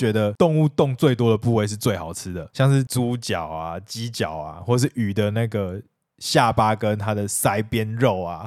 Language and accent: Chinese; Taiwan; 我们台湾人